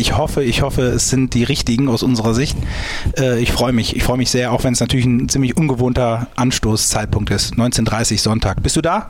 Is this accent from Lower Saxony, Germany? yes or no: no; St. Tönis, North Rhine-Westphalia, Germany; ich komme gebürtig aus St. Tönis